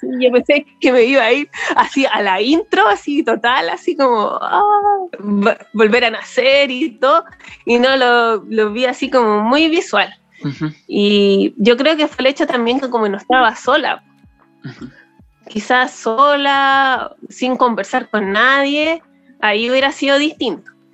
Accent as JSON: {"language": "Spanish", "region": "Valparaíso", "country": "Chile", "said": "soy de Valpo"}